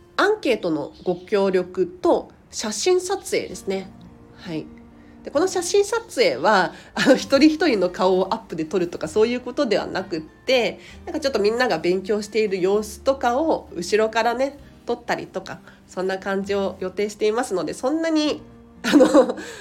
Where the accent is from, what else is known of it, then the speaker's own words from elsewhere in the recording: Tokyo, Japan; 東京生まれ東京育ちでディズニーシーに住みたいミニマリスト